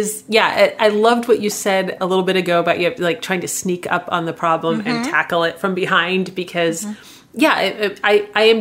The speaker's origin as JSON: {"language": "English", "region": "Midwest", "country": "United States", "said": "I'm from the Midwest"}